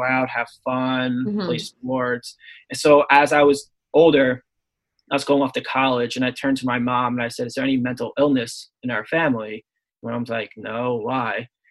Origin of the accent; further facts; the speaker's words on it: Long Island, New York, United States; I'm from Long Island. So my backyard's like woodsy and stuff